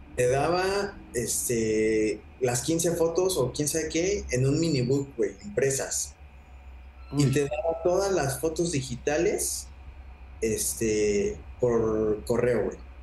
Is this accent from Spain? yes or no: no; Mexico; como mexicano